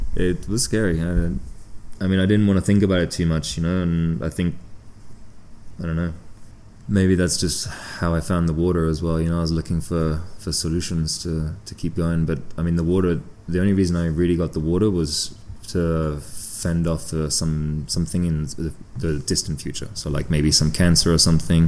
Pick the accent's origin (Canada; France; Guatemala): France; south of France; moved away; also born or lived in United Kingdom / Andorra; So I was born in the UK and uh, ended up uh, growing up in France, um, like way down the south of France, uh, probably two hours from Andorra